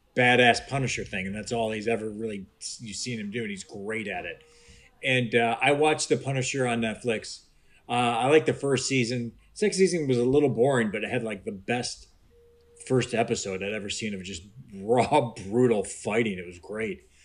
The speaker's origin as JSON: {"language": "English", "town": "Cleveland", "region": "Ohio", "country": "United States", "tie": "born or raised there", "said": "I grew up in Cleveland, Ohio."}